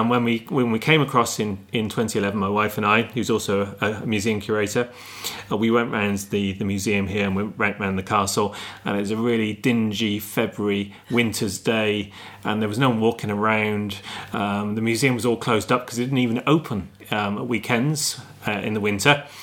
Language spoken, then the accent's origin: English; Stroud, South West England, United Kingdom; moved away as an adult; now in Ireland; I'm from Gloucestershire, um, place called Stroud. That's where my family were farming in the dairy farming.